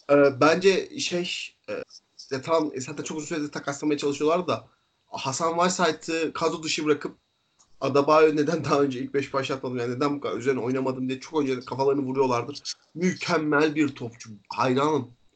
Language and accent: Turkish; İzmir, Turkey; İzmir'de- İzmir'de büyüdük ikimiz de.